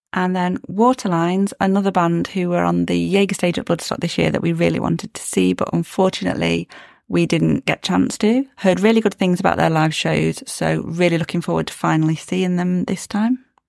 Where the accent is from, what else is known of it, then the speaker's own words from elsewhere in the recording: Derbyshire, East Midlands, United Kingdom; I was born in Derby, grew up in Derbyshire